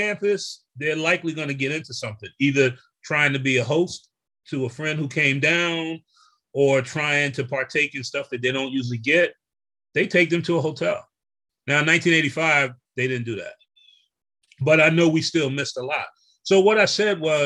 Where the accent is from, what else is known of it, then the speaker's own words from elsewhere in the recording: East Orange, New Jersey, United States; moved away as an adult; also born or lived in Hampton, Virginia; I grew up in East Orange, and East Orange is probably 88% Black for the size.